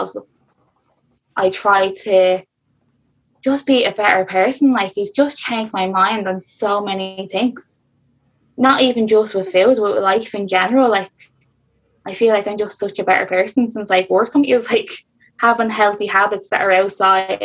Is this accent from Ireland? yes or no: yes; Dublin, Leinster, Ireland; I'm from South Dublin